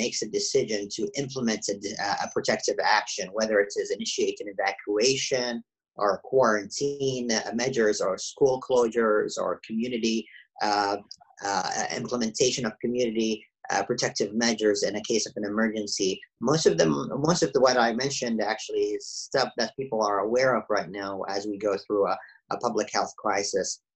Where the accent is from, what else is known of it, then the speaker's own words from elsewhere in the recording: Saudi Arabia; moved away; as I grew up in Saudi Arabia, I went through the public education system there